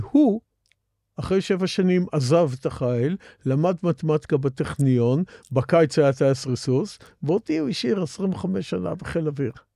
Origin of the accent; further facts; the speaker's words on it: Israel; אני מאותם בני קיבוץ שזוכרים את הקיבוץ מאוד לטובה